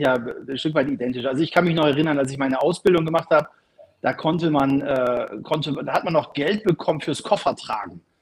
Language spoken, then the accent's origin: German; Bremen, Germany; meine Heimatstadt Bremen